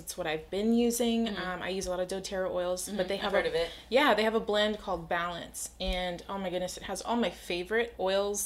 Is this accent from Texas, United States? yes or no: yes; Corpus Christi, Texas, United States; I was born and raised here in Corpus Christi.